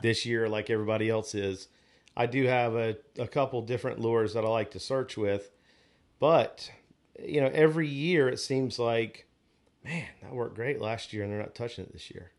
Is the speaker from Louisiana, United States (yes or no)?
no; Onslow Beach, North Carolina, United States; growing up on Onslow Beach, I drum fished a lot on the beach.